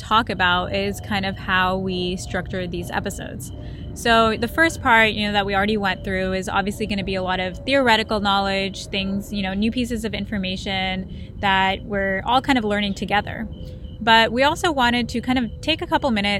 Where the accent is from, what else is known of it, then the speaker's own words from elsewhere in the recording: India; I'm from India